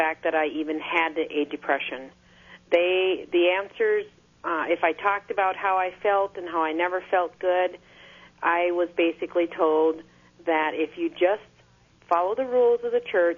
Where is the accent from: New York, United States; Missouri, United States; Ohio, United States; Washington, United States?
Missouri, United States; moved away; also born or lived in Wisconsin / Minnesota; I was born in Missouri and also lived in Wisconsin and Minnesota, so I am completely Midwestern